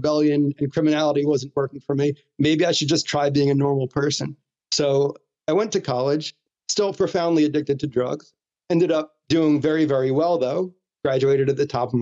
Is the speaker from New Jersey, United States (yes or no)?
yes; New Jersey, United States; I grew up in New Jersey